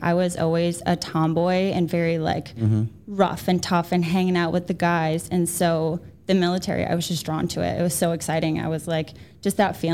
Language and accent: English; Buffalo, New York, United States; moved away as an adult; also born or lived in Fort Bragg, North Carolina / South Carolina; now in North Carolina, United States; I'm from Buffalo